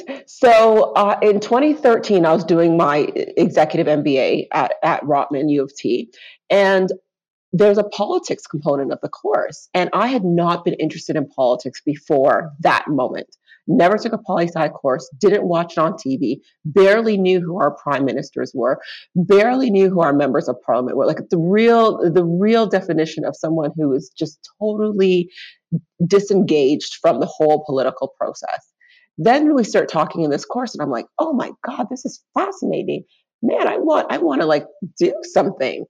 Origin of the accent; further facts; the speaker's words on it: Brampton, Ontario, Canada; also born or lived in Grenada / Rexdale, Toronto; came here, lived in Rexdale for a couple of years, then moved to Brampton, where I spent most of my life.